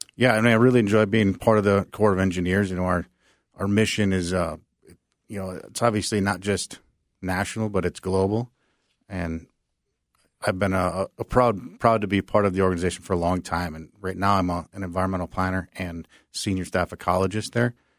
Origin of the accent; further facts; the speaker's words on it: Minnesota, United States; I grew up in Minnesota